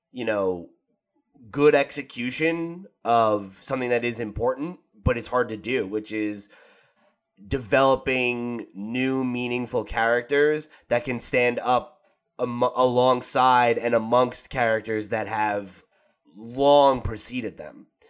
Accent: New Jersey, United States; I'm from New Jersey

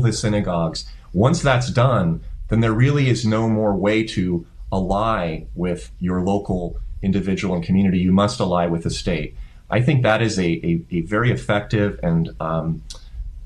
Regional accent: United States; I am here in my home country

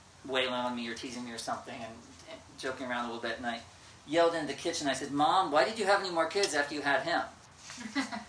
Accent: near Lafayette, Indiana, United States; My hometown was 15 miles from the Illinois state line

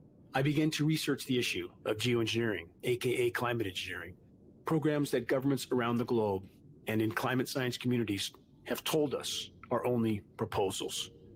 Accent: California, United States; I grew up in Southern California, choking in a sea of smog.

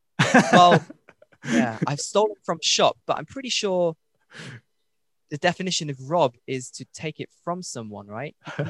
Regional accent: Leicester, East Midlands, United Kingdom; My hometown is called Leicester.

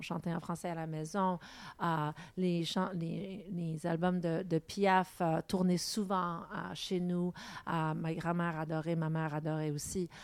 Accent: Montreal, Quebec, Canada; first language English; French is a second language

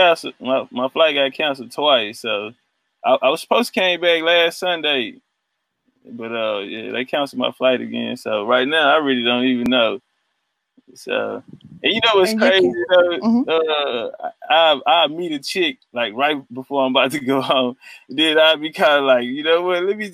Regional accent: Houston, Texas, United States; moved away as an adult; now in Dubai, United Arab Emirates; I'm from Texas, actually. I'm from Houston, Texas.

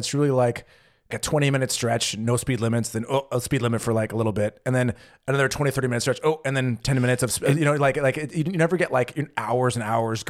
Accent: West Coast, United States; growing up in the West Coast in the U.S., I never really experienced toll roads at all.

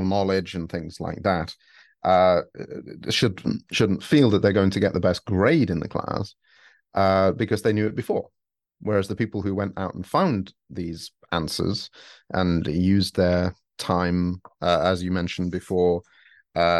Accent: United Kingdom; moved away as an adult; now in Japan; We're British

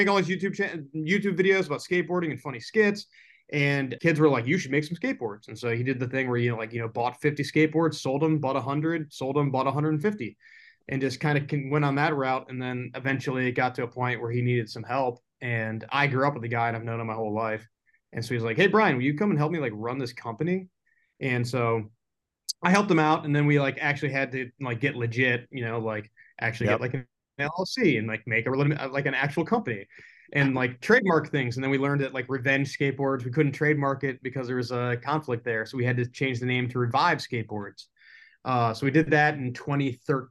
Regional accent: Buffalo, New York, United States; I'm from Buffalo, New York. Like, I was originally that's where I was born

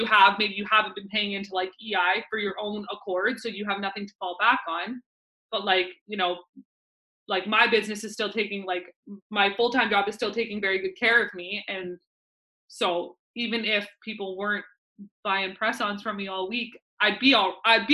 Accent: Vancouver, British Columbia, Canada; my hometown little area in Vancouver

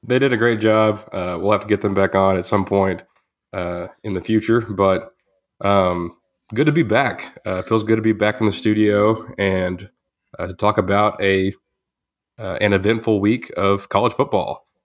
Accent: Groesbeck, Texas, United States; moved away; I was back in my hometown for my, uh, uh, ten-year reunion. Shouts to the Grosbeck Goats

